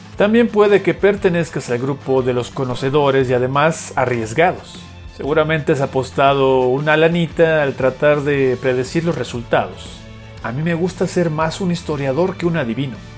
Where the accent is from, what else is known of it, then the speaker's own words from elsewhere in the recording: Cancún, Quintana Roo, Mexico; desde muy pequeño mi familia se mudó a esta ciudad del Caribe mexicano